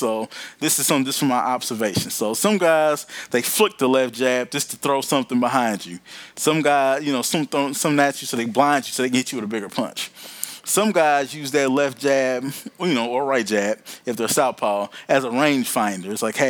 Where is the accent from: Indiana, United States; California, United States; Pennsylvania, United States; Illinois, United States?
Indiana, United States; accent: country; I'm from Indiana. I'm country as hell.